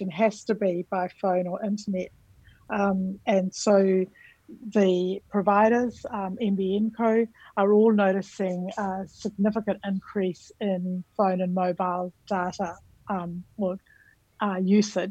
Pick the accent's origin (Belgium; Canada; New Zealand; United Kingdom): New Zealand; moved away as an adult; now in Australia; My background is I'm from New Zealand, so I also like to start with the greeting in the language of my country, Aotearoa New Zealand